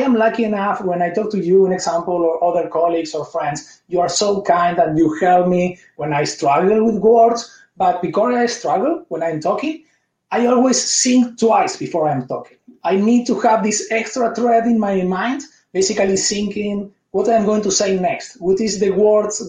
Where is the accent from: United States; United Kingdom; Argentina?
Argentina; English is a second language; moved away as an adult; also born or lived in Spain; now in Canada; I was born in Argentina. I moved and I lived 11 years in Spain. 5 years ago, I moved to Canada.